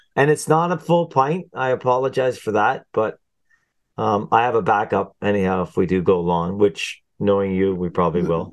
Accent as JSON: {"language": "English", "country": "Canada"}